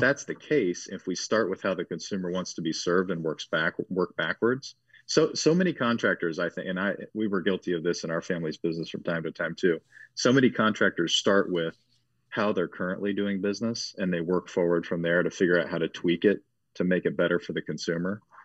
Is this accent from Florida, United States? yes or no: no; Cincinnati, Dayton, Ohio area, United States; grew up in the Cincinnati, Dayton, Ohio area, born and raised